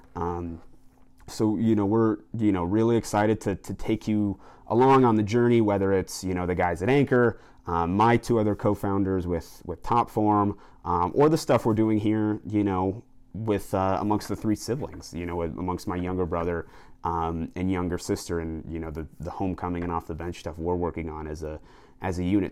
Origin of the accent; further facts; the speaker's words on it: Colorado, United States; Colorado, where my home state is